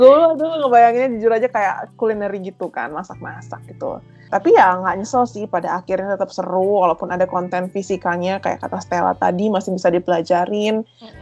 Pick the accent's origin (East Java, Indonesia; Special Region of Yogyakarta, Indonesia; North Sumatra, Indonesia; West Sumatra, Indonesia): North Sumatra, Indonesia; Gua kan dari Sumatera Utara